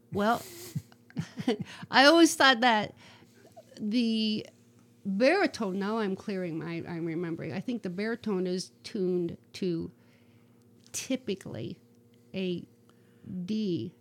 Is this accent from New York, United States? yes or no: no; Rising Sun, Ohio, United States; moved away as an adult; also born or lived in North Carolina; I'm from Northwest Ohio. I grew up in a little town called Rising Sun, which is like 35 miles southeast of Toledo.